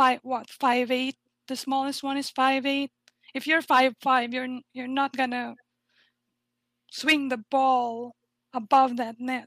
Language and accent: English; Philippines; I'm from the Philippines